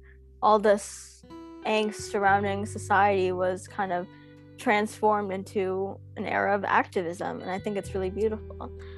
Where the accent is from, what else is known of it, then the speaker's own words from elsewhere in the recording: United States; growing up in America, I've always, like, been taught, like, why my mom, who was an immigrant, came to America.